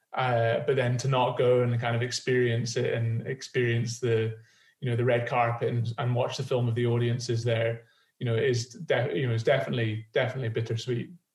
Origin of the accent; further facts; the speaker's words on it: Edinburgh, Scotland, United Kingdom; I'm from Edinburgh